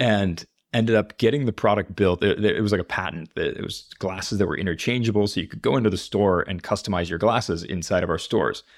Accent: Minneapolis, Minnesota, United States; also born or lived in Chicago / Los Angeles; now in Spain; I grew up in Minneapolis

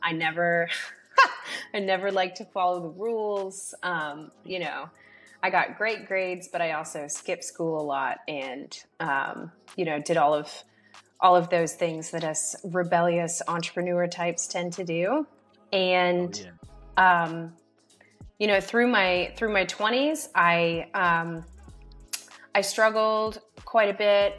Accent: Atlanta, Georgia, United States; I grew up in Atlanta, Georgia

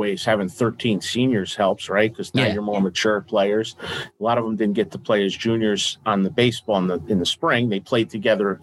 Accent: Stamford, Connecticut, United States; moved away as an adult; now in Norwalk, United States; I grew up in Stanford and West Hill, Stanford, Trinity Catholic, Stanford Catholic back then

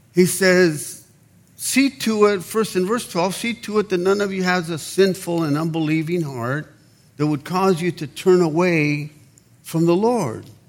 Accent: Mexicali, Baja California, Mexico; moved away; we're Mexicans, I was born in Mexicali, Mexico

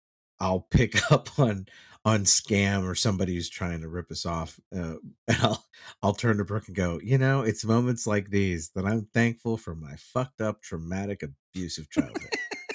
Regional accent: Texas, United States; that was a lot of what I grew up seeing in Texas.

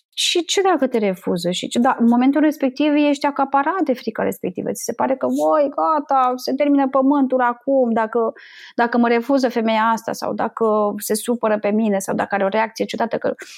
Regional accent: Bucharest, Romania; also born or lived in Moldova; eu sunt din Republica Moldova, și părinții mei s-au mutat în București

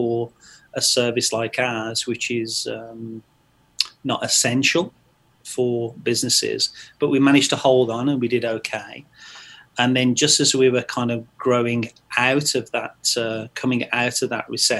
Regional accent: Stratford-upon-Avon, West Midlands, United Kingdom; moved away as an adult; also born or lived in North America; I'm specifically from Stratford-upon-Avon, where Shakespeare's from. Billy Shakes, as we used to call him as schoolboys

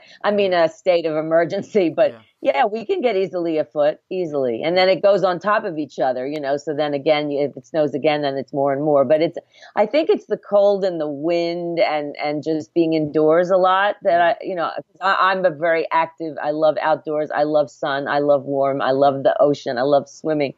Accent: Philadelphia, Pennsylvania, United States; also born or lived in New York (northwest of New York City); now in New York, United States; I'm from Philadelphia, which is about a few hours from here south

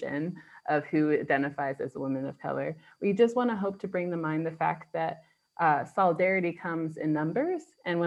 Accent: United States; moved away as an adult; now in London, United Kingdom; I'm originally from America.

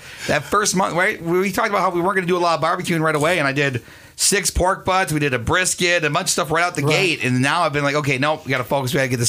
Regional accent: Springfield, Minnesota, United States; When I grew up in Springfield.

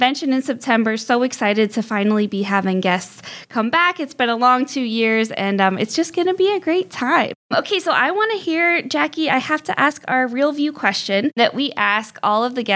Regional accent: Barberton, Ohio, United States; I'm from Barberton

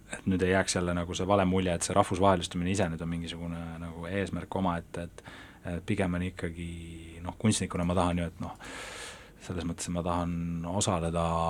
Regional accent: Tallinn, Harju County, Estonia; ma elan, elan ikkagi, olen siit pärit ja mu pere elab siin nagu äh, siin noh, ka linnas

